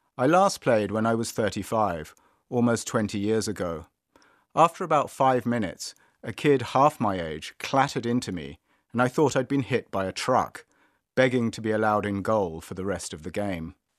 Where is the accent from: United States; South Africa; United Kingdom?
United Kingdom; London; Growing up in North London